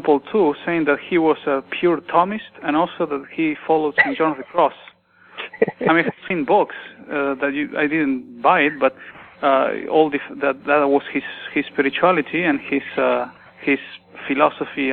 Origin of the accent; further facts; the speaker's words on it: Villa Dolores, Córdoba, Argentina; moved away; I am originally from Villa Dolores, so some cousins there